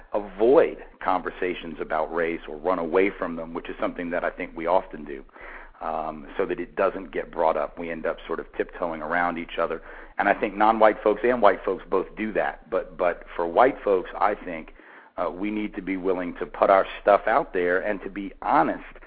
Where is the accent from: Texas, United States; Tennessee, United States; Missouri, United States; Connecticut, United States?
Tennessee, United States; Nashville; my hometown, of Nashville